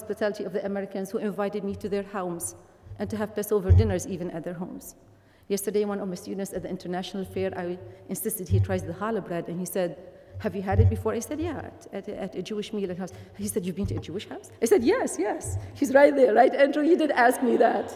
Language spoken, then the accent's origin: English; Lebanon; first language Arabic; English is a second language; moved away; In Lebanon, we are proud of our tradition of hospitality.